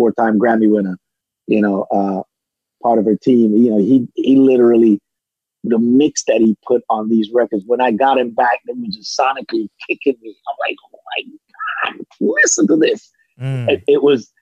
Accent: Jamaica

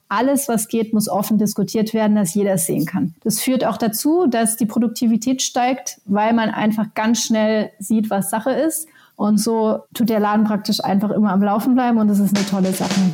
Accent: Germany; moved away as an adult; also born or lived in Helsinki, Finland; ich bin selber Deutsche, habe aber die letzten 17 Jahre tatsächlich auch in Finnland verbracht

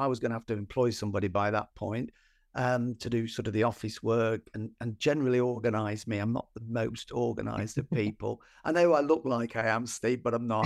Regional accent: Nottinghamshire, East Midlands, United Kingdom; I grew up in Nottinghamshire in, in the, in the mining villages.

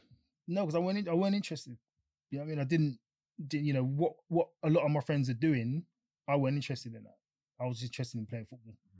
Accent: London, United Kingdom; grew up in Elephant Castle. Two brothers, just growing up there. It was tough because I was, single mum and that. It's tough growing up in Elephant Castle

